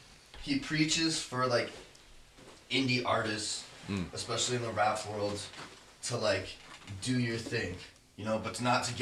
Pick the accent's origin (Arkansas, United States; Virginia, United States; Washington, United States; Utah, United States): Utah, United States; Park City; growing up in Park City, Utah